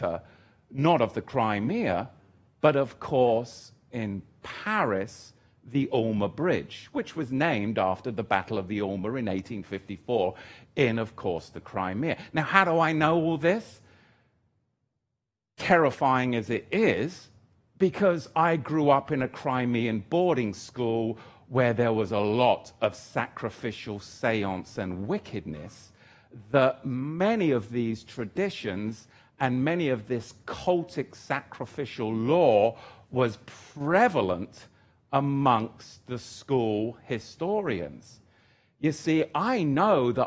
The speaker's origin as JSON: {"language": "English", "region": "England", "country": "United Kingdom", "moved": "yes", "said": "I'm an Englishman"}